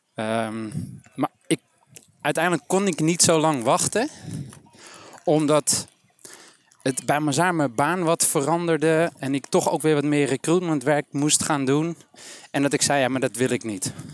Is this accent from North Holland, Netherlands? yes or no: yes; Amsterdam, North Holland, Netherlands; geboren, getogen, opgegroeid in Amsterdam.